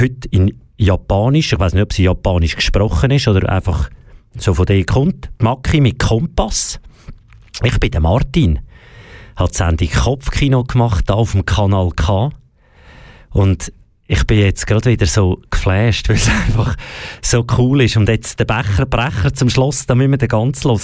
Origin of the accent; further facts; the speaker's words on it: Switzerland; bei uns in der Schweiz, zum Beispiel im Schulsystem